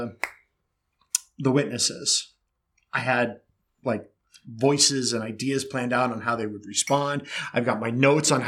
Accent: Pennsylvania, United States; I grew up in Pennsylvania, and we had a lot of snow and cold

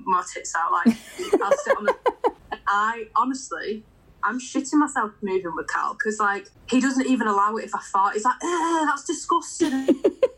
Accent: Blackpool, North West England, United Kingdom; moved away as an adult; now in Manchester, United Kingdom; I'm now living in Manchester, but I'm originally from Blackpool.

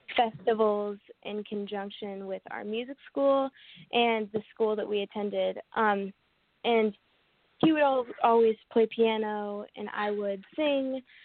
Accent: Atlanta, Georgia, United States; I grew up in the South and I'm from Atlanta. I still live in Atlanta, Georgia

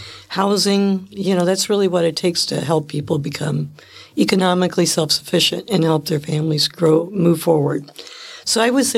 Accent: Windfall, Indiana, United States; now in Milwaukee, United States; Windfall, Indiana.

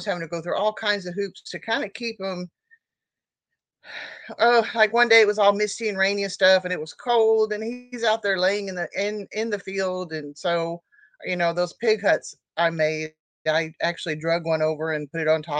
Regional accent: Oklahoma, United States; I'm from Oklahoma

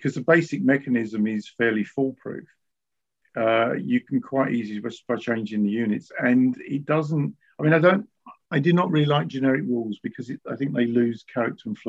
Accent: United Kingdom; I'm a Brit

